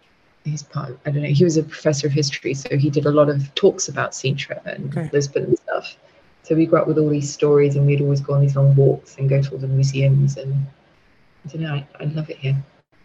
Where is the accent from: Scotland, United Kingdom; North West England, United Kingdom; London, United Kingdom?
Scotland, United Kingdom; also born or lived in Saudi Arabia; when we were children in Scotland and Saudi Arabia, my mum always had certain vocabulary words that we grew up with in Portuguese.